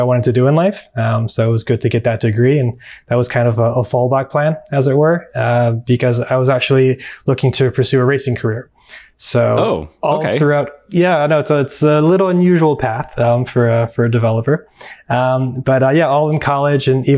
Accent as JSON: {"language": "English", "town": "Cleveland", "region": "Ohio", "country": "United States", "tie": "born or raised there", "also_born_or_lived": "Chicago / Europe", "moved": "as an adult", "said": "grew up in Cleveland, went to school in Chicago"}